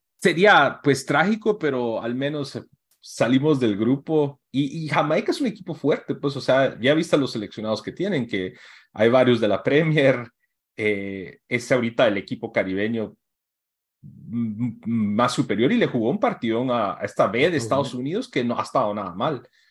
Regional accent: Guatemala; somos de Guate

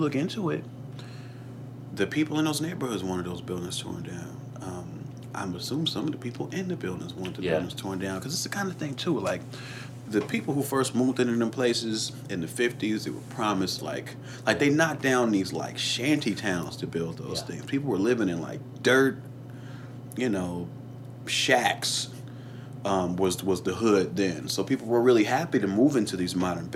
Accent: Chicago, Illinois, United States; moved away; growing up in Chicago

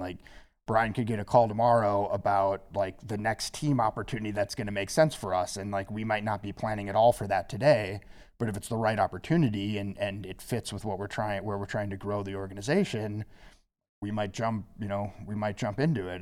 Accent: Minnesota, United States; moved away as an adult; also born or lived in East Coast; I'm originally from Minnesota

